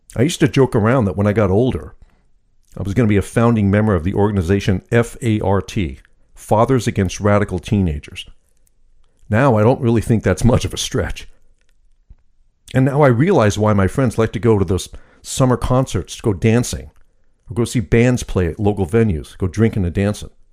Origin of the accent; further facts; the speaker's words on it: United States; I'm American, third generation Sicilian